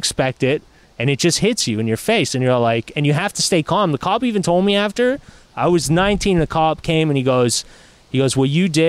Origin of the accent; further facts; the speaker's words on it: Quebec, Canada; I grew up in Quebec